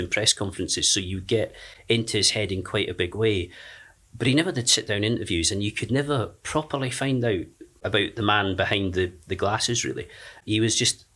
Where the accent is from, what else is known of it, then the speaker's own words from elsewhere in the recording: Penicuik, Scotland, United Kingdom; moved away as an adult; also born or lived in Sheffield / Leeds; I grew up in Edinburgh until I was 17, a little town south of Edinburgh called Penicuik.